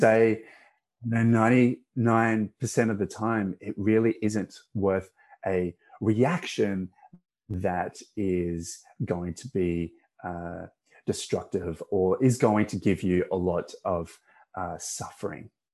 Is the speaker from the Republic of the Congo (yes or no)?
no; Perth, Western Australia, Australia; also born or lived in Malaysia; My family migrated to uh, Perth, Western Australia in 1991, which mm-hmm. is where I grew up